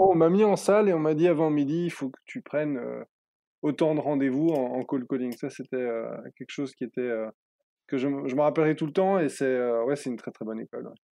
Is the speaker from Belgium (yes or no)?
yes; Brussels, Brussels-Capital Region, Belgium; J'ai grandi à Bruxelles